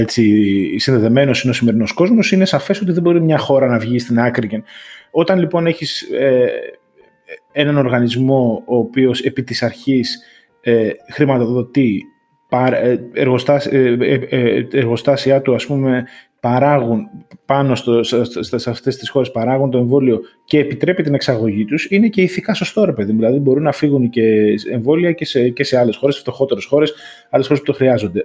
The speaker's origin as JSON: {"language": "Greek", "country": "Greece", "said": "σαν Έλληνας και Ευρωπαίος πολίτης αισθάνομαι"}